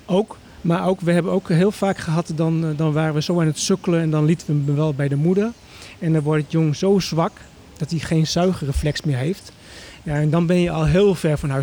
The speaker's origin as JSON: {"language": "Dutch", "town": "Emmen", "region": "Drenthe", "country": "Netherlands", "tie": "born or raised there", "said": "ik ben opgegroeid in Emmen"}